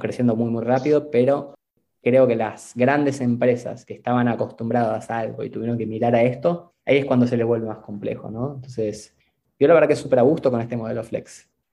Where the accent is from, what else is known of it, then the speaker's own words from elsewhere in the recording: Argentina; moved away as an adult; now in Mexico; yo soy argentino viviendo en México